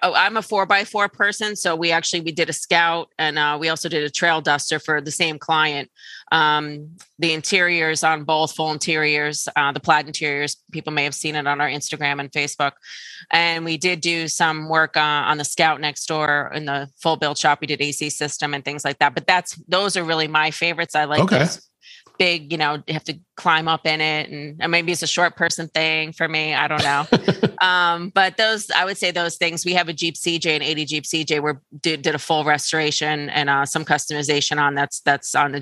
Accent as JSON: {"language": "English", "town": "Pine Bush", "region": "New York", "country": "United States", "tie": "born or raised there", "said": "I grew up in Pine Bush, little village that's not far from here."}